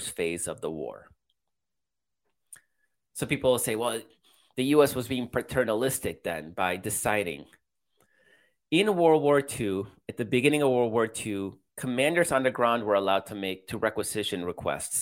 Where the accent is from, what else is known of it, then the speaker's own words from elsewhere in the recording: Chicago, Illinois, United States; moved away; I'm from Chicago.